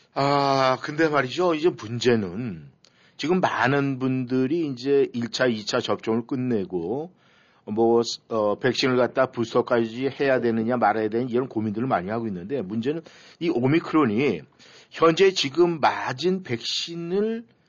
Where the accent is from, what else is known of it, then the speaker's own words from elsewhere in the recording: South Korea; 우리가 이 한국 사람이다 보니까